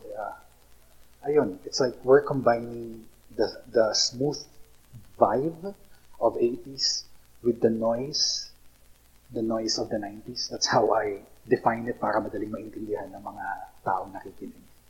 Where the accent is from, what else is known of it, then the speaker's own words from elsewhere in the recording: Iriga, Bicol Region, Philippines; also born or lived in Naga / Manila; now in Legazpi City, Philippines; we're from Iriga. We grew up in Iriga.